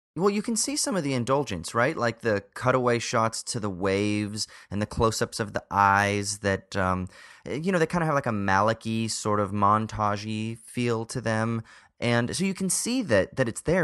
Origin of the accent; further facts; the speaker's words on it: Southern Orange County, California, United States; I grew up in a neighborhood just like that. I'm from Southern Orange County, right? So I grew up in Yuppieville